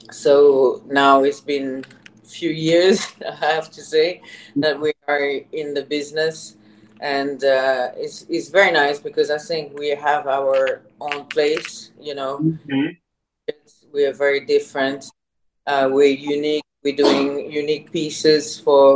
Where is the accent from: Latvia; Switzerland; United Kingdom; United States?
Switzerland; English is a second language; moved away; So I was born in Switzerland. I'm half Swiss, half Thai. Mother is Thai. I live all my childhood in Switzerland, and I did all my studies there